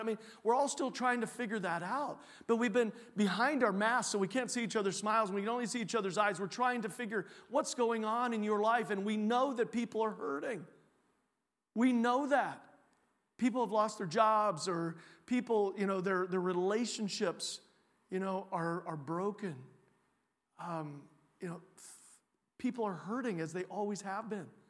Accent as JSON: {"language": "English", "area": "Champaign County", "region": "Illinois", "country": "United States", "also_born_or_lived": "Iowa / Texas / Europe", "moved": "as an adult", "lives_now": "Cedar Rapids, United States", "said": "I was originally from Champaign County, Illinois, so I'm a Illini fan"}